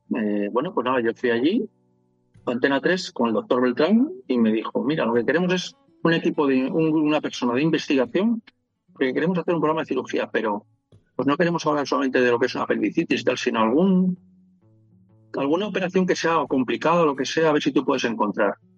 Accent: Palencia, Castile and León, Spain; moved away as an adult; also born or lived in Madrid / Cuenca; en Palencia, de donde soy

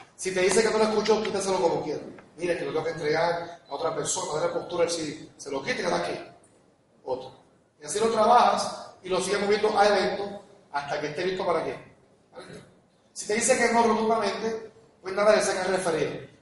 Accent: Corozal, Puerto Rico; moved away; mi pueblo, de Corozal

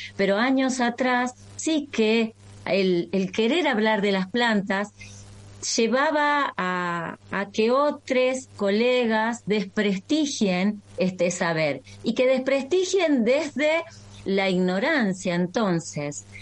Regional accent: María Grande, Entre Ríos, Argentina; Yo nací en María Grande, Entre Ríos, es decir, comparto la tierra litoraleña con ustedes

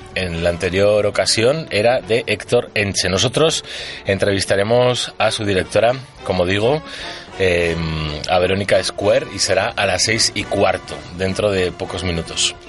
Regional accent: San Sebastián, Basque Country, Spain; somos vascos, uno de Bilbo y otro de Donosti

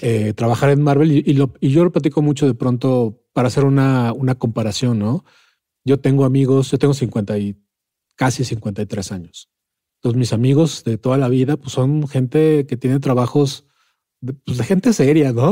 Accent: Mexico; accent: Mexican; se ve que soy mexicano, pues, ¿no? Y de acento

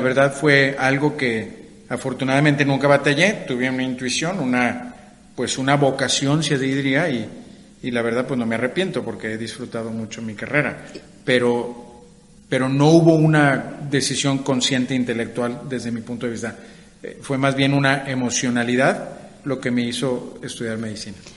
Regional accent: Monterrey, Nuevo León, Mexico; moved away as an adult; also born or lived in United States; yo nací en Monterrey

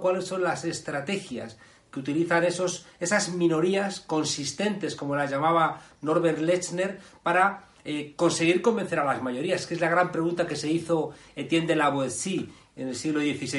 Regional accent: Spain; nuestro país

